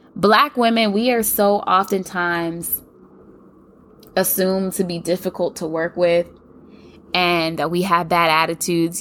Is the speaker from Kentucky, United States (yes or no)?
yes; Kentucky, United States; I'm from Kentucky